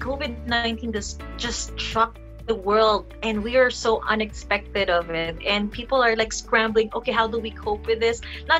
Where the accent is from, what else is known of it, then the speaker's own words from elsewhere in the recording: Mimaropa, Philippines; I'm from Palawan.